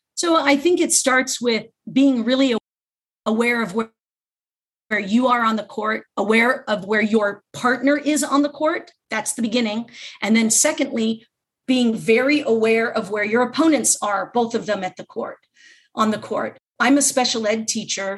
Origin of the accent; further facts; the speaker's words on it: Los Angeles, California, United States; also born or lived in Redondo Beach; I was born and raised in Southern California, grew up my whole life in Los Angeles area